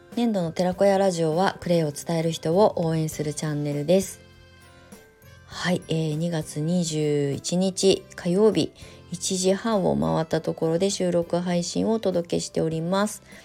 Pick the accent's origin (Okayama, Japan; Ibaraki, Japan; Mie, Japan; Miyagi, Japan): Ibaraki, Japan; Kasama; moved away as an adult; also born or lived in Tokyo; 私茨城県笠間市のもともと生まれ育ち